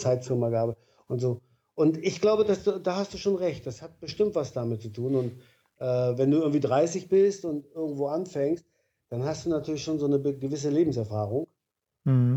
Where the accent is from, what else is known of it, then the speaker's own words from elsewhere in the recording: East Germany, Germany; also born or lived in Stralsund / Berlin; bei uns im Osten, gab es in den Betrieben immer so die Straße der Besten